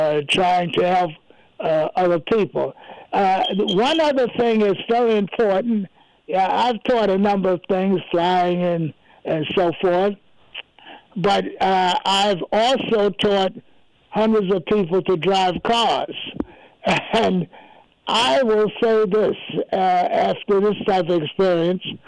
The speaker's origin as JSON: {"language": "English", "town": "New York City", "region": "New York", "country": "United States", "tie": "born or raised there", "said": "where I grew up in New York, I grew up in an area what they call now Sugar Hill"}